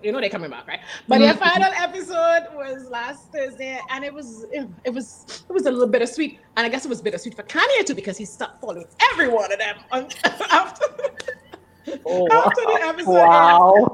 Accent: Trinidad & Tobago; Trinidad and Tobago, which is also my home country

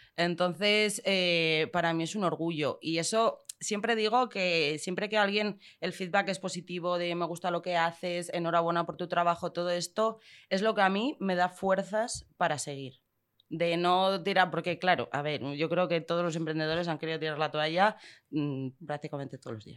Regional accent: León, Castile and León, Spain; moved away as an adult; also born or lived in Madrid / London

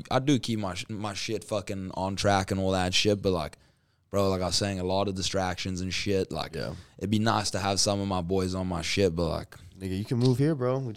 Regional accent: Zimbabwe; born there; also born or lived in South Africa / Middle East / United States; So like I was born in Zimbabwe, went to Johannesburg in South Africa, Johannesburg, Durban, Durban, Middle East, back to Durban, LA, Arizona.

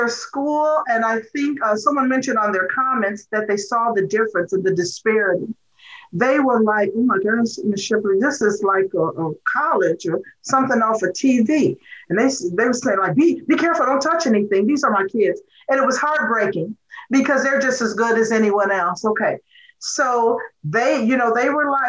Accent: Waukegan, Illinois, United States; when we were growing up in Waukegan

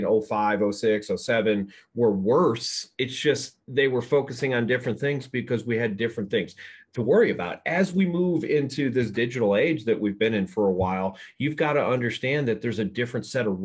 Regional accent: East Coast, United States; moved away; also born or lived in the South; I grew up on the East Coast like yourself, and we always went to school the day after Labor Day.

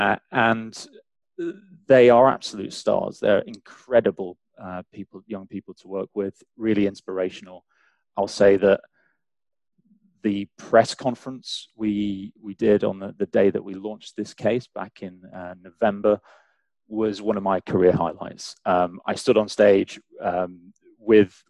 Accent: England, United Kingdom; accent: English; also born or lived in St. Catharines, Ontario, Canada / London; now in Canada; despite my weird English accent

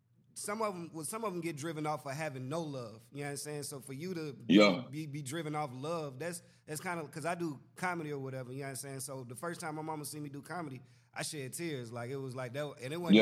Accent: Atlanta, Georgia, United States; I'm from Atlanta

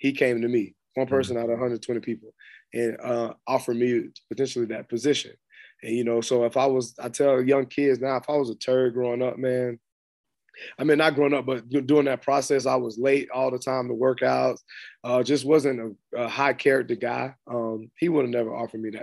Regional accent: Florida, United States; moved away as an adult; also born or lived in Arkansas / Tennessee; I'm from Florida

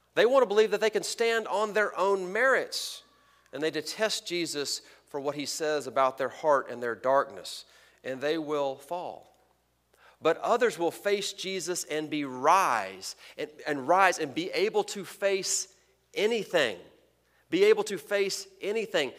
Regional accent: Texas, United States; moved away; I'm from Texas

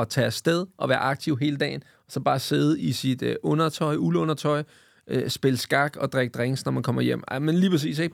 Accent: Vestegnen, Capital Region of Denmark, Denmark; jeg er fra Vestegnen

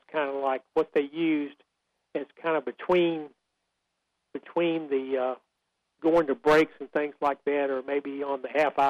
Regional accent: Central North Carolina, United States; I was raised in Central North Carolina. I've lived here my whole life

